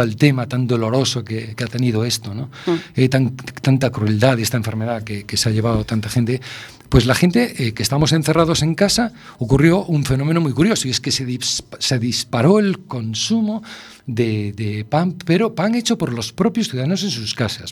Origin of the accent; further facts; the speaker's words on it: A Coruña, Galicia, Spain; yo soy un enamorado de La Coruña, lo llevo en, la sangre, ¿no? Yo nací en mi casa, soy de esos niños que nació en su casa